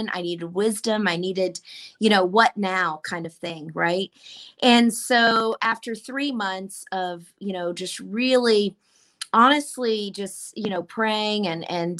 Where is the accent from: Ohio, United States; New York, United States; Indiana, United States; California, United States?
Ohio, United States; Columbus; also born or lived in Mobile, Alabama, United States / United Kingdom; I am from Columbus, Ohio.